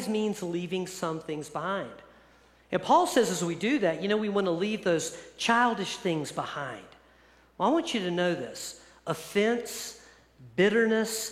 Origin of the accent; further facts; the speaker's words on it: East Coast, United States; moved away; I grew up on the East Coast